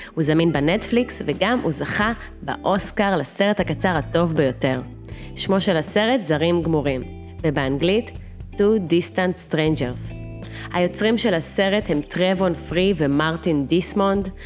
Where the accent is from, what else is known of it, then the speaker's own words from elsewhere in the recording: Russia; moved away; נולדתי ברוסיה, בעיר קטנטונת, בתחילת שנות ה-90